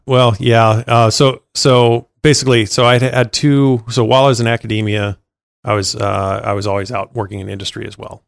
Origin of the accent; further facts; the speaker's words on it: China Lake, California, United States; now in Los Angeles, United States; California desert originally. Uh, there's a big Navy base out there, um, called China Lake Naval Base